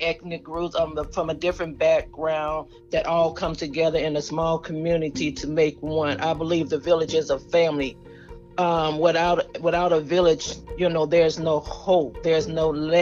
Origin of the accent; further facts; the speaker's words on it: Chicago, Illinois, United States; now in Texas, United States; I was born and raised in Chicago, moved to Texas about 88